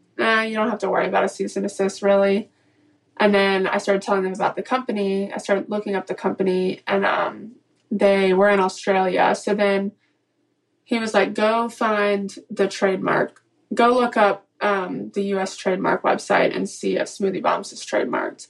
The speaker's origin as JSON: {"language": "English", "town": "Atlanta", "region": "Georgia", "country": "United States", "moved": "yes", "lives_now": "Charleston, United States", "said": "I am originally from Atlanta, live in Charleston, South Carolina, 29."}